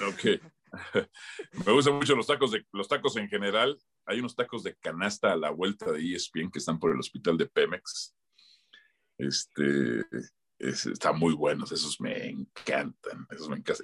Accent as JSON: {"language": "Spanish", "region": "Mexico City", "country": "Mexico", "also_born_or_lived": "Tlalnepantla, State of Mexico / Pedregal", "moved": "yes", "said": "yo soy de Miscuac"}